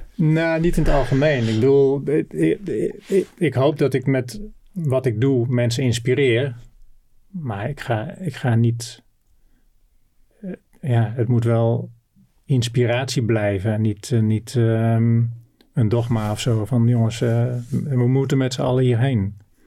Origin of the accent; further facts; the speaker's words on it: Noordoostpolder, Flevoland, Netherlands; also born or lived in North Brabant / Groningen; geboren in Brabant. En toen ik vijf was, eh, met mijn ouders naar eh, Flevoland, naar de Noordoostpolder verhuisd. Daar konden mijn ouders een, eh, een heel mooi, modern bedrijf pachten